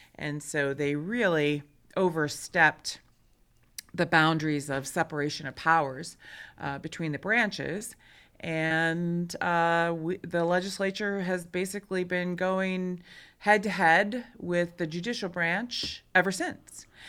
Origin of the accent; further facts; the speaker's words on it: Michigan, United States; moved away as an adult; now in Montana, United States; I'm originally from Michigan, I came to Montana in nineteen ninety-one on a working vacation